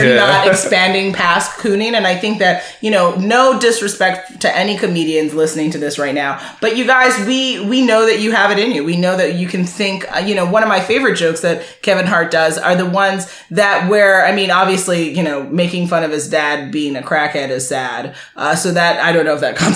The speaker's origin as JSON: {"language": "English", "country": "Jamaica", "said": "I'm Jamaican"}